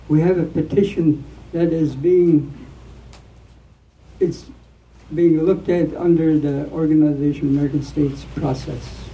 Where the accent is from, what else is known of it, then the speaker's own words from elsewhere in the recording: British Columbia, Canada; I tell Canada I am a Lewitan. Thank you. I'm, I'm not a Canadian. I never will be.